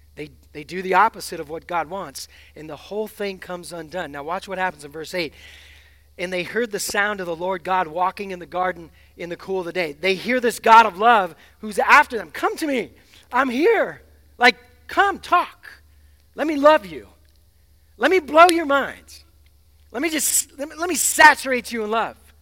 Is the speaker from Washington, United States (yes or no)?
yes; Seattle, Washington, United States; I'm from the West Coast. I'm from Seattle